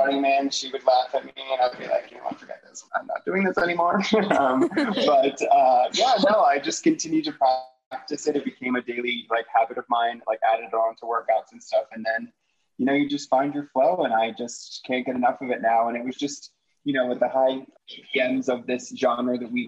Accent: right outside of Philadelphia, Pennsylvania, United States; I grew up right outside of Philadelphia.

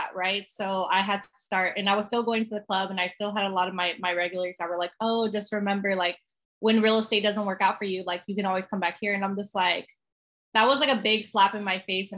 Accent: San Antonio, Texas, United States; also born or lived in California; I'm born and raised in San Antonio

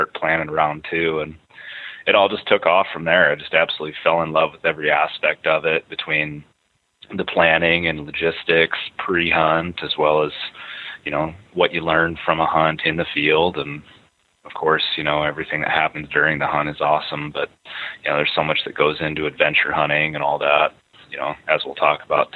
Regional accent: Iowa City, Iowa, United States; Born and raised in Iowa City, Iowa. I still live in Iowa City, Iowa.

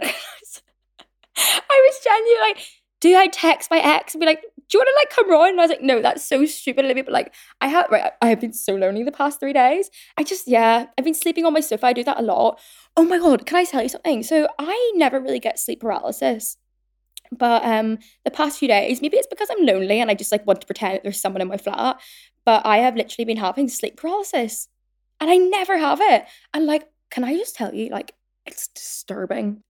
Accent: Northern Ireland, United Kingdom; now in London, United Kingdom; growing up in Northern Ireland

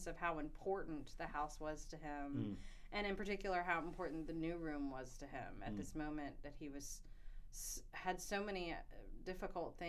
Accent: Charlottesville, Virginia, United States; now in South Carolina, United States; I grew up in Charlottesville

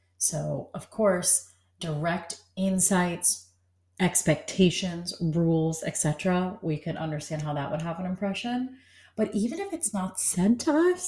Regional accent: New York, United States; I was born and raised in New York

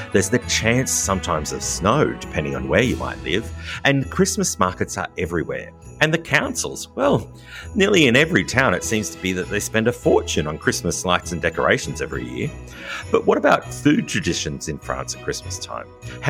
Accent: Australia; accent: Australian; my French pronunciations on everything are terribly Australian.

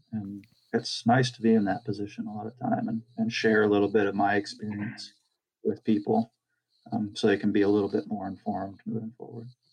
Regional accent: New Hampshire, United States; moved away; also born or lived in California; I'm originally from New Hampshire

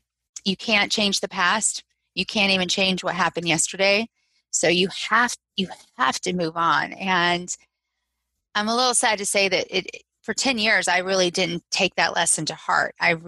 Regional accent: Southeast, United States; I grew up all over the Southeast. I was an Air Force brat.

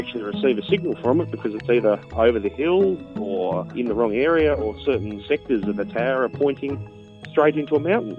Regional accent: northern Tasmania, Australia; I'm from northern Tasmania, a nice little spot where it's usually always sunny unless it's raining.

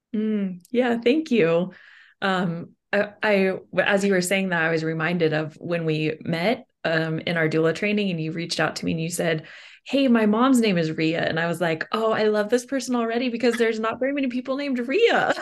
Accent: Kansas, United States; I'm from Kansas

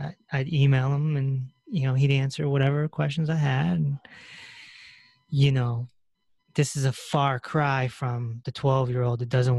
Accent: Connecticut, United States; I'm from Connecticut. We got Mystic Pizza. We got Mystic Aquarium.

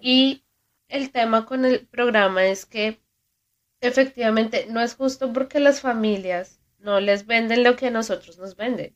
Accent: Colombia; now in United States; Sigo siendo muy colombiana

